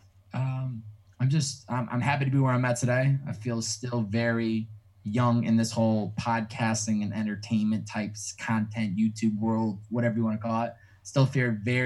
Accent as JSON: {"language": "English", "town": "Chicopee", "region": "Massachusetts", "country": "United States", "tie": "born or raised there", "also_born_or_lived": "Newton, Massachusetts", "moved": "as an adult", "lives_now": "Los Angeles, United States", "said": "I'm from Chicopee, Mass"}